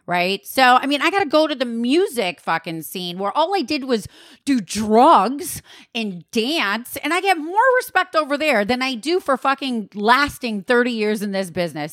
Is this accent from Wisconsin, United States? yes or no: yes; Wisconsin, United States; I'm from Wisconsin